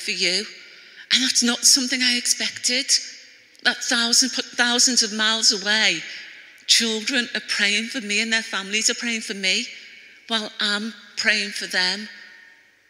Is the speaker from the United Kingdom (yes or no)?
yes; Liverpool, North West England, United Kingdom; accent: Scouse; with a Scouse accent, I was born in Liverpool.